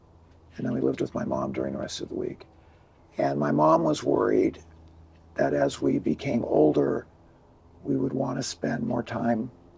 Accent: Hoyt Lakes, Minnesota, United States; also born or lived in Idaho Falls, Idaho; now in Hawaii, United States; When I was 6 months old, we moved, and we moved to really close to where Tom lived, in a little town called Hoyt Lakes, Minnesota.

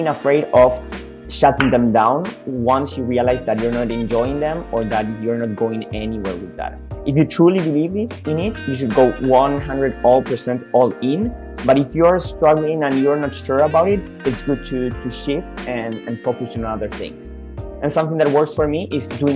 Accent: Argentina; moved away as an adult; now in Australia; mostly back in Argentina, my home country, but also here in Australia, since I've been living here for the last 4 years

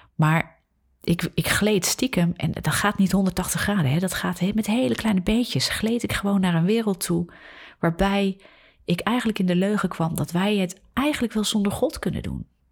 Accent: Netherlands; We zijn als Nederlanders heel nuchter, heel redenerend

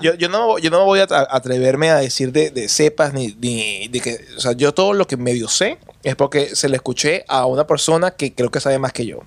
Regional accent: Venezuela; mi país

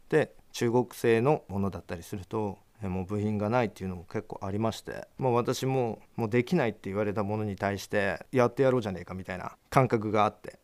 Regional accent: Japan; 私は現在三十四歳。北方町の上郷というところの出身です

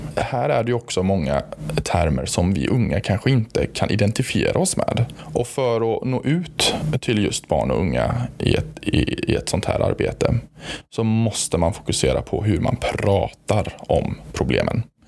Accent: Gothenburg, Västra Götaland, Sweden; accent: Gothenburg dialect; jag själv då är hemmahörande i Göteborg, som ni hör på min underbara dialekt

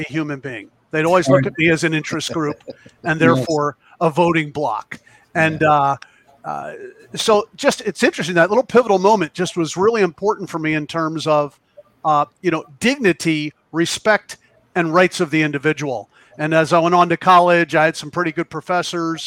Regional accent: Cherry Hill, New Jersey, United States; I grew up in Cherry Hill, New Jersey

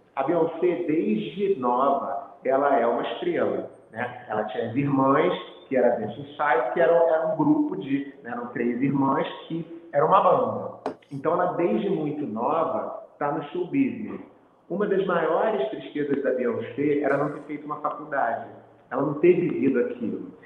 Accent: Brazil; somos brasileiros

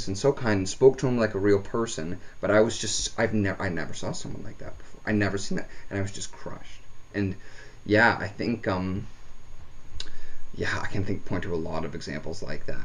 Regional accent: Stouffville, Ontario, Canada; also born or lived in Markham; I grew up in Stovall, and we had square dance competitions

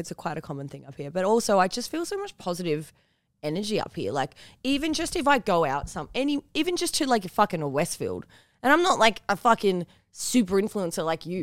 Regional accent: Newcastle, New South Wales, Australia; I'm from Newcastle makes it even weirder because, like, Where I live in Newcastle, like, not an accepting place

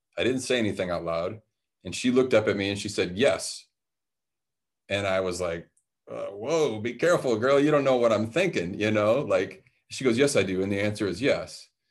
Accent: Detroit, Michigan, United States; I grew up uh, in a very musical culture where I grew up in Detroit, Michigan

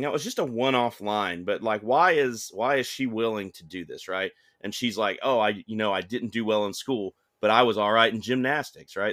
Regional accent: United States; I'm an American viewer

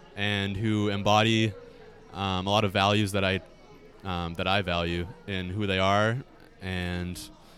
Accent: Worcester, Massachusetts, United States; I'm a senior from Worcester, Mass.

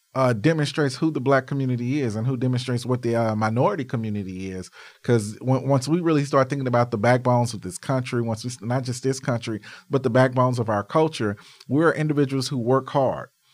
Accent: Arkansas, United States; I'm from Arkansas where Walmart started. Um, I remember on Arkansas Boulevard, our Walmart

